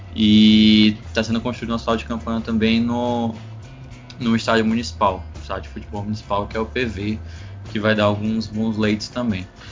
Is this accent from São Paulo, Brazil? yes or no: no; Ceará, Brazil; sou do Ceará